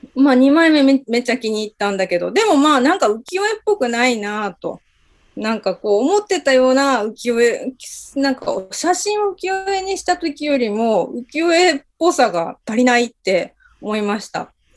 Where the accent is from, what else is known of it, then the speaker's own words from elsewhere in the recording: Hirado, Nagasaki, Japan; moved away; 自分の実家が長崎県の平戸にあるんですけれども